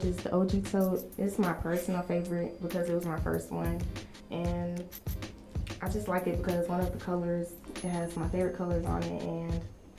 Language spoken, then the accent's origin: English; Carrollton, United States; So growing up in Carrollton, it's a majority white town, and I won't lie, as an African American there, you can kind of feel like an outcast